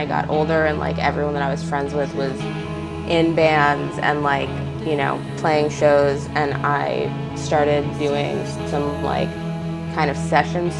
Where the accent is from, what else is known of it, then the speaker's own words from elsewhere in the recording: United States; I grew up like right outside of New York City